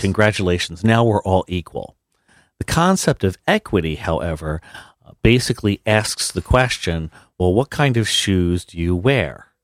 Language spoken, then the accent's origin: English; New Jersey, United States; I am a New Jersey boy, born and raised